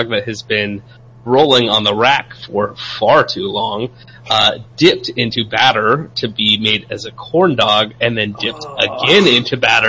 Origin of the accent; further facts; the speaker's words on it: California, United States; now in the South, United States; as a Californian in the South